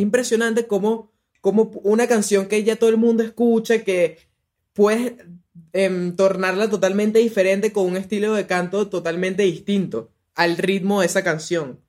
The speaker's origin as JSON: {"language": "Spanish", "country": "Venezuela"}